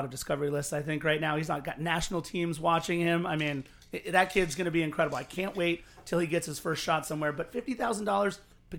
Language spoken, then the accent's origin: English; Los Angeles, California, United States; I was from Los Angeles